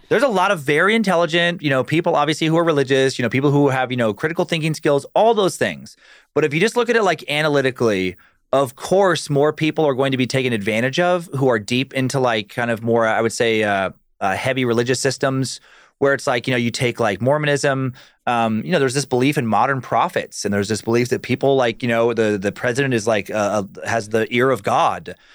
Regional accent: Riggins, Idaho, United States; also born or lived in Alaska; when I was born in Riggins, we went to Alaska for a while, followed my dad's work

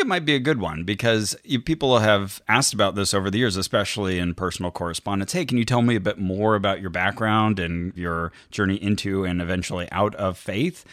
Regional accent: Santa Cruz, California, United States; now in Burbank, United States; I was raised in Santa Cruz.

